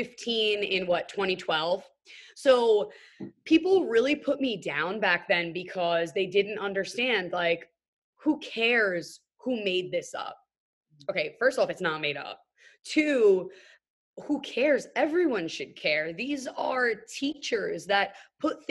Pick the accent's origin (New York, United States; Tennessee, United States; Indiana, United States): New York, United States; New York City; just your young white chick growing up in New York City